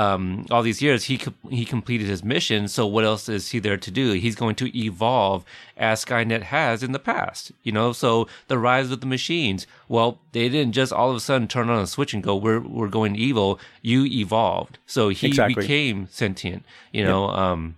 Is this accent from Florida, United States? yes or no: no; Texas, United States; born there; I mean, I was born in Texas, but I didn't grow up there.